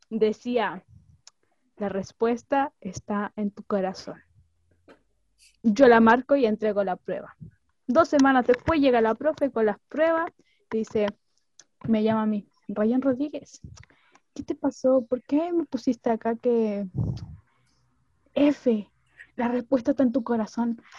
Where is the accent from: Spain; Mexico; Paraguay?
Paraguay; Y yo, soy de Paraguay.